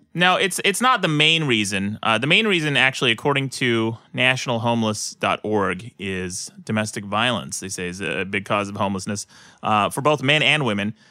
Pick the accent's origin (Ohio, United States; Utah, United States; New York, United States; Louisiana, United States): Utah, United States; moved away; my own home state of Utah